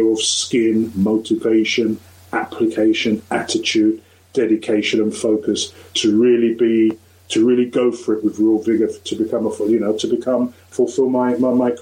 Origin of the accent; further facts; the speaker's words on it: London, United Kingdom; also born or lived in Lewisham; when we moved from Lewisham into Woolwich, you know, we didn't live far from where Stephen Lawrence, you know, was actually brutally murdered. So I was growing up in that area